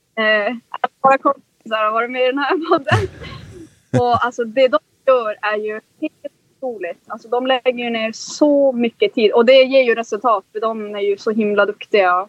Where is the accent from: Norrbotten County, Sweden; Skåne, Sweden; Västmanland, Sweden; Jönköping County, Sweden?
Norrbotten County, Sweden; Kiruna; moved away; vi kommer ju liksom från, från Norrland vars vi är lite mer van vid att man, liksom, man jagar och man fiskar